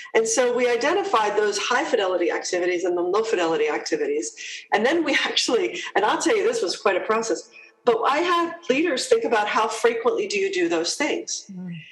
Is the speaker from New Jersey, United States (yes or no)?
yes; New Jersey, United States; moved away as an adult; also born or lived in Toronto, Canada / Hong Kong / United Kingdom; I'm a Jersey girl, though, so I'm, uh, I'm, I'm originally from New Jersey